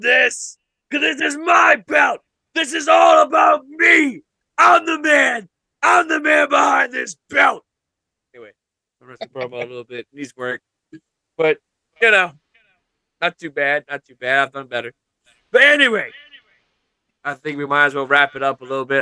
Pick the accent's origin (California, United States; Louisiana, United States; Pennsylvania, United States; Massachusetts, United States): Louisiana, United States; one of my all-time favorite gaming franchises was shot in my home state